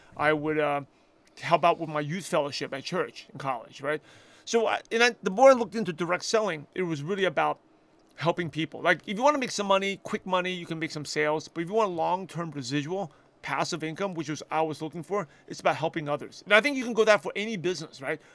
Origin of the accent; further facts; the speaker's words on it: New York City, New York, United States; English is a second language; I'm a shy, quiet Asian kid that grew up in Brooklyn, New York